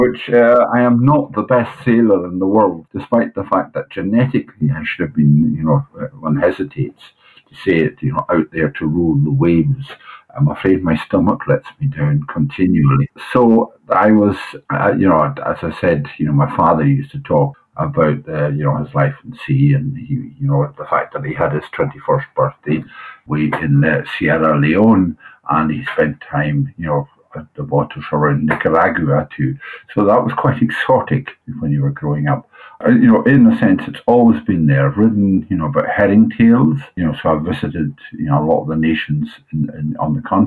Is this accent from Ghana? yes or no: no; Ness, Scotland, United Kingdom; now in Shetland, United Kingdom; I grew up in Ness and not far from the Butt of Lewis.